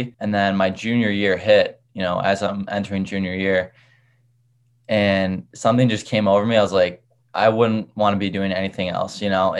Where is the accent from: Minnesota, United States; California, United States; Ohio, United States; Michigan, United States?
Michigan, United States; So in middle school, I played just about every sport, baseball, basketball, football.